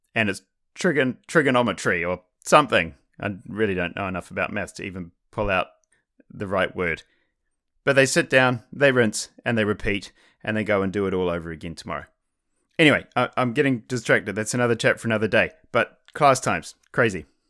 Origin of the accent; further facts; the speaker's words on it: New Zealand; I'm from New Zealand, which is where I went to high school